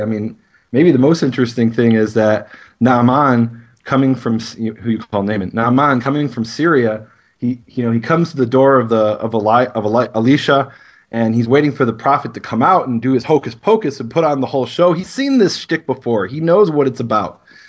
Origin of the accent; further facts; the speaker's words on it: Chicago, Illinois, United States; I come from Chicago